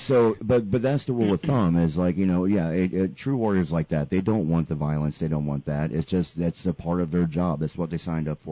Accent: United States; I was at Siskiyou Beach, my hometown

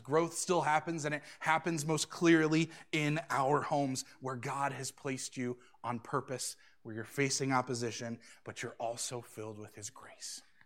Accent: Suffield, United States; moved away as an adult; now in Lima; I've never really wanted to leave my own hometown. I, I really, you could probably look at the last few years before moving to Lima and see this man is doing everything he can to not leave the little township of Suffield

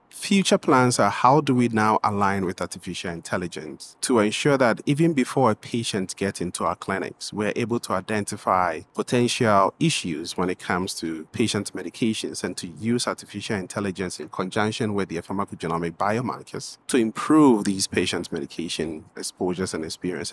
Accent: Ghana; moved away as an adult; also born or lived in Washington, D.C., United States; now in United States; I'm originally from Ghana, West Africa

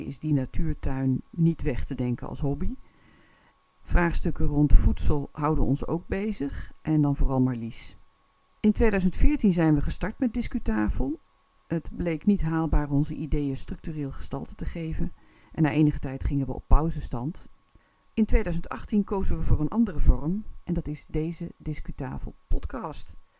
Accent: North Brabant, Netherlands; ik kom uit Noord-Brabant

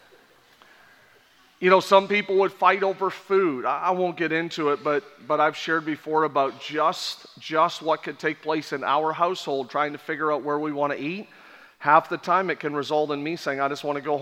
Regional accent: Canada; born and raised in Canada

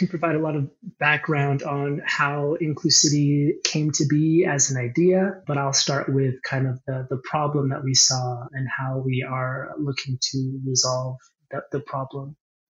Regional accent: Quebec, Canada; born there; also born or lived in Ontario / Alberta; I'm an Easterner as well. I was born in Quebec and spent some years in Ontario and then many more years in Alberta.

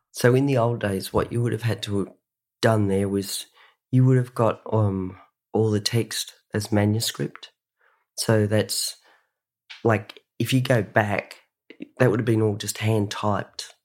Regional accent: Sydney, New South Wales, Australia; also born or lived in Ulladulla; I grew up in Sydney, Australia.

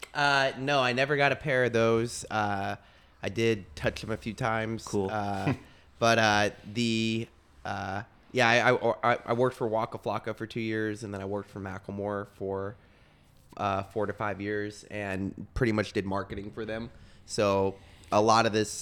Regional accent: Texas, United States; moved away; I'm from Texas

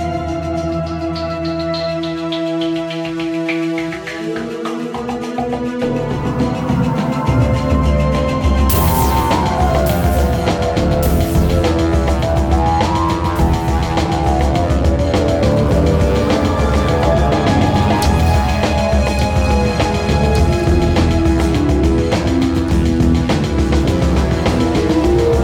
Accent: Montana, United States; moved away as an adult; also born or lived in Japan; I grew up in Montana in the 70s

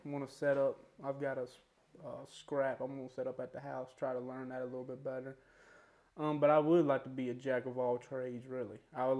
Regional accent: Halifax, Virginia, United States; I was live in Halifax, born and raised here.

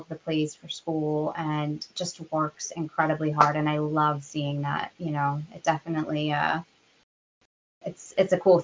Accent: United States; We Americans

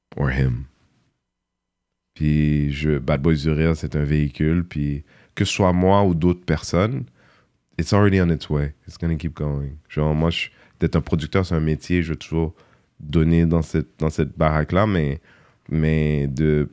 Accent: Montreal, Quebec, Canada; moi de Montréal, petit quartier

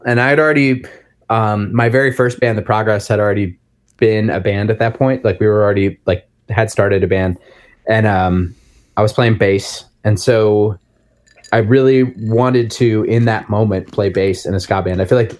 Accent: New Jersey, United States; I grew up in New Jersey, so that was like a ska hub.

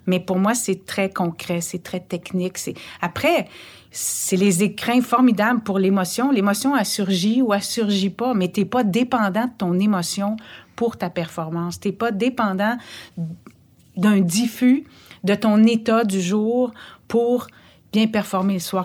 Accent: Montreal, Quebec, Canada; also born or lived in Anjou, Montreal; J'ai grandi, ben, je suis née euh, sur la rue d'Orion, à Montréal

